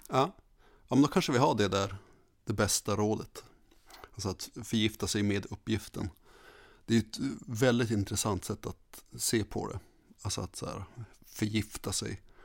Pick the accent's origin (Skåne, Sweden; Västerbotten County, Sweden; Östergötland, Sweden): Västerbotten County, Sweden; Skellefteå; moved away as an adult; Levt i Skellefteå hela mitt liv och sen kom jag hit